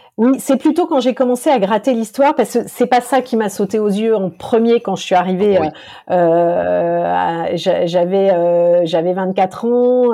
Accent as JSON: {"language": "French", "country": "France", "said": "la petite française qui a vu ça, c'est quelque chose d'inimaginable chez nous en France"}